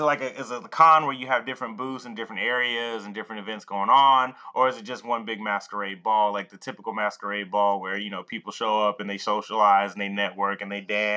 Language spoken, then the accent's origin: English; Atlanta, Georgia, United States; I'm from Atlanta, home of the ratchet and the strip club